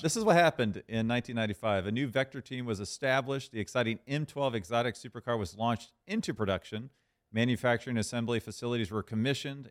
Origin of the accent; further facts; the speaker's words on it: Jacksonville, Florida, United States; my hometown of Jacksonville, Florida